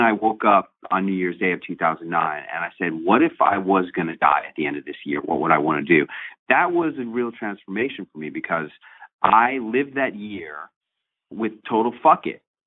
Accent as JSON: {"language": "English", "region": "New York", "country": "United States", "said": "NBC New York. That's my hometown station"}